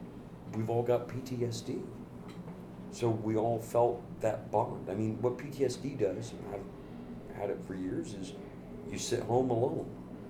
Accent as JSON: {"language": "English", "region": "the South", "country": "United States", "lives_now": "Los Angeles, United States", "said": "I'm from the Midwest. {S6} Mm-hmm. {S1} I mean, in the South."}